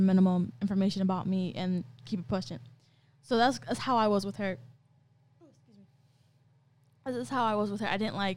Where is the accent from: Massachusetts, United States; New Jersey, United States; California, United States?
California, United States; now in Ohio, United States; I come from California